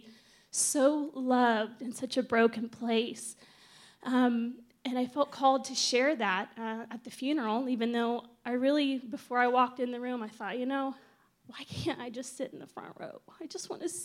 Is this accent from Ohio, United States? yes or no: yes; Ohio, United States; moved away as an adult; also born or lived in Bali, Indonesia; I'm from Ohio